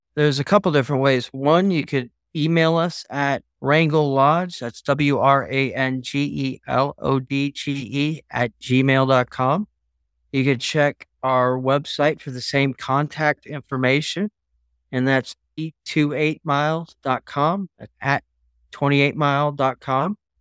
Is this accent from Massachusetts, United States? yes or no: no; Alaska, United States; I'm from Alaska